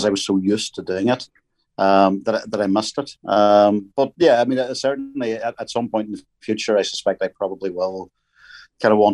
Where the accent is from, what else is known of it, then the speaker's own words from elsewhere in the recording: Northern Ireland, United Kingdom; growing up in Northern Ireland at that time